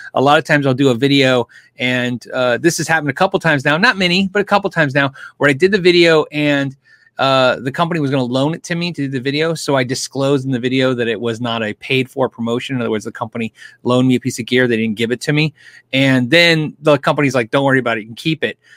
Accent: California, United States; I was born in California

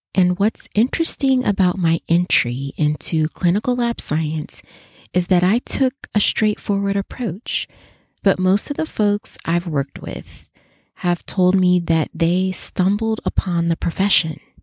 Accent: Las Vegas, Nevada, United States; my hometown at the University of Nevada, Las Vegas, UNLV

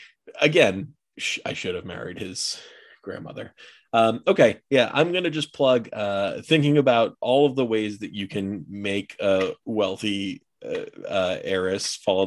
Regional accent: Jupiter, Florida, United States; I'm from Jupiter, Florida

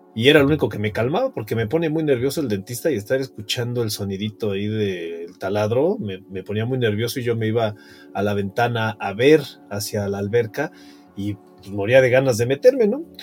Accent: Mexico City, Mexico; Yo nací en la Ciudad de México en 1970, particularmente en Tlatelolco y pues tuve una niñez normal para esas épocas

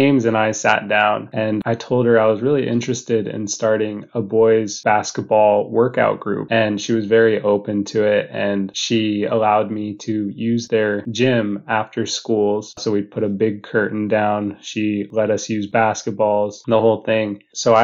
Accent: Sitka, Alaska, United States; I am from Sitka, Alaska. I was born and raised here

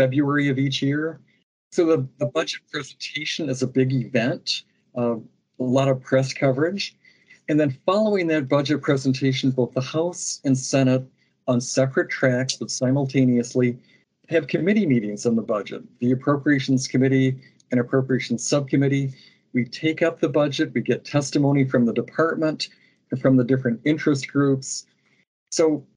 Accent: Lansing, Michigan, United States; I grew up in Lansing. I went to Sexton High School

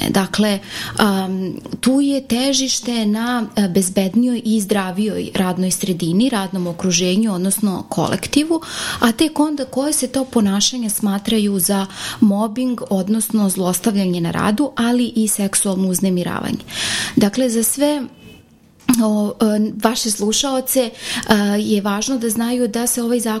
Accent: Serbia; ovde kod nas u Srbiji

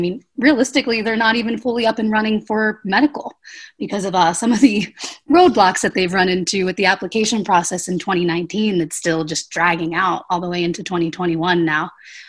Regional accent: Pennsylvania, United States; we're all from the East Coast. Actually, we're all from Pennsylvania.

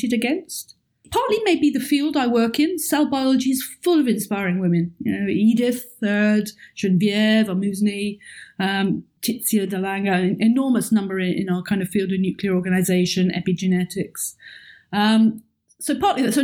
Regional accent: the south of England, United Kingdom; moved away as an adult; also born or lived in Oxford; now in Edinburgh, United Kingdom; my hometown is on the south of England, which is very flat and has no mountains

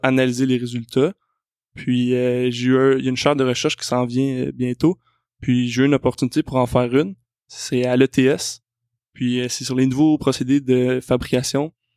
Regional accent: South Shore of Montreal, Quebec, Canada; Je suis quelqu'un qui vient de la rive sud de Montréal, donc euh, c'est mon coin de pays

